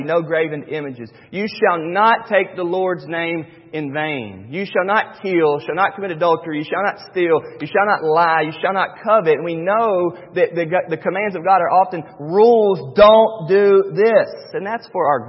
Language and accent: English; North Carolina, United States; Born and raised in North Carolina, and my dad is nothing but a worker